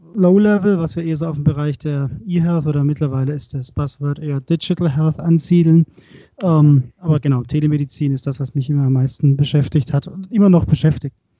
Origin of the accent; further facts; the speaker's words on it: Swabia, Baden-Württemberg, Germany; ich bin Schwabe, komme aus Baden-Württemberg